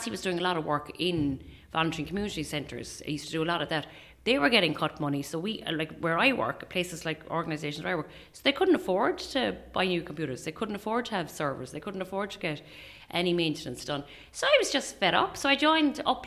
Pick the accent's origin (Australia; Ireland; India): Ireland; Bandon, County Cork; moved away as an adult; also born or lived in Bundoran / Ballyshannon; now in Northwest, Ireland; I'm from Cork, like you said. I'm from Bandon, Castleac, actually. It's 3 miles outside Bandon